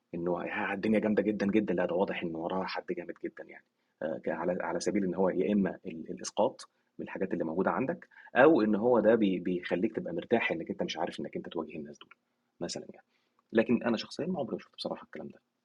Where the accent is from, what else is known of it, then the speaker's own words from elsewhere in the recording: Egypt; عندنا في مصر